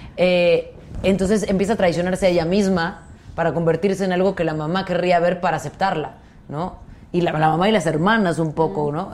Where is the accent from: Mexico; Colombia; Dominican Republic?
Mexico; como mexicanos